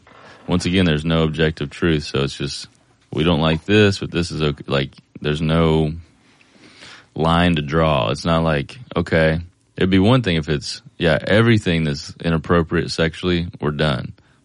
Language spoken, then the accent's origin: English; Kentucky, United States; moved away; it wasn't like this that I can remember growing up in Kentucky